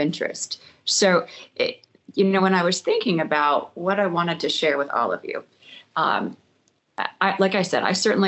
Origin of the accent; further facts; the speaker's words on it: San Francisco, California, United States; moved away as an adult; also born or lived in Los Angeles, California / Tucson, Arizona; born and raised in the San Francisco Bay Area